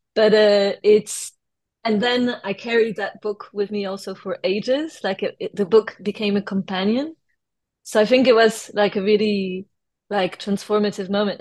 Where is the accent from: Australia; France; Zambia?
France; accent: French; first language French; English is a second language; also born or lived in London / United States; now in United Kingdom; I grew up actually I was born in London and then I was in kindergarten in the US until I was 6 years old. And then my parents moved uh, back to France. They're both French. And uh, I grew up in France until I moved to the UK